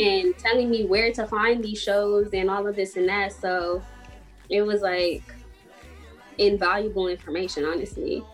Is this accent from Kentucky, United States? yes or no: no; Chicago, Illinois, United States; I also was trying to get out of Chicago at that point